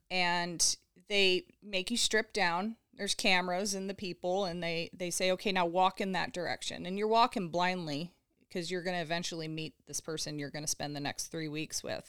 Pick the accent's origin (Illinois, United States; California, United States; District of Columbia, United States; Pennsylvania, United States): California, United States; Southern; I grew up in Southern California, so typical California girl